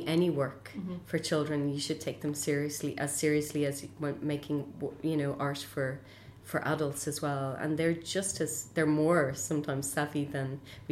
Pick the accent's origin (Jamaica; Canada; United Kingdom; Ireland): Ireland